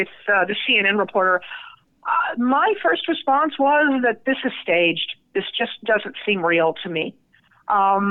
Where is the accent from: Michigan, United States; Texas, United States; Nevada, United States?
Nevada, United States; my home state of Nevada